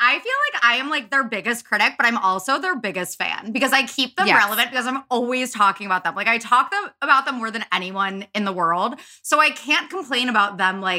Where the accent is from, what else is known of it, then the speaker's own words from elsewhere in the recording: Midwest, United States; I'm Midwestern